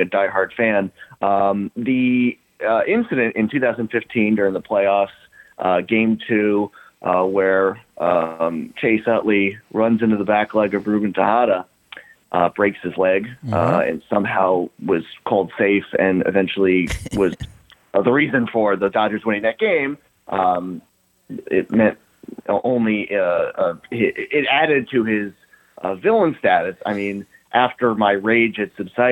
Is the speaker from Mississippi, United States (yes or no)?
no; Virginia, United States; also born or lived in New York; now in Washington, D.C., United States; I grew up in Virginia